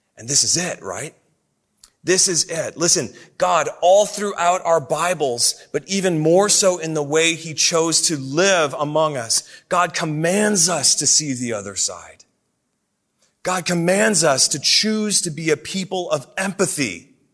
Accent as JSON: {"language": "English", "town": "Oshkosh", "region": "Wisconsin", "country": "United States", "tie": "born or raised there", "moved": "yes", "said": "when I was a kid growing up in the Midwest. I, I lived in the city of Oshkosh, Wisconsin."}